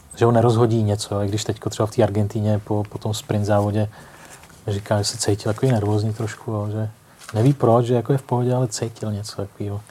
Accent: Most, Ústí nad Labem Region, Czechia; Já jsem mostecký rodák

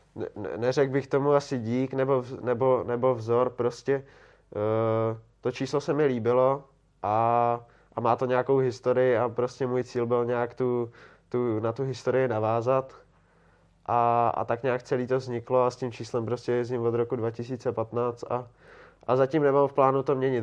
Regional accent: Prague, Czechia; já jsem Pražák

